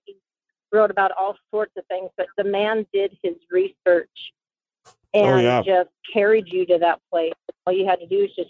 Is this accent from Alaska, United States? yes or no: yes; Anchor Point, Alaska, United States; I'm from Anchor Point.